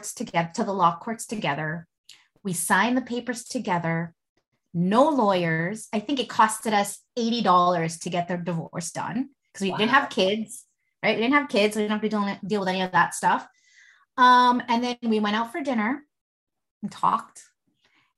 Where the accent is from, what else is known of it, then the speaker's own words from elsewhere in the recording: Philippines; And, you know, I'm Filipino.